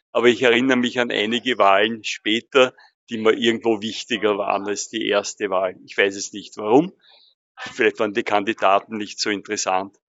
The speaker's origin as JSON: {"language": "German", "region": "Tyrol", "country": "Austria", "tie": "born or raised there", "said": "Ich bin zwar gebürtige Tirolerin, aber ich nehme natürlich auch das Wahlrecht sehr ernst"}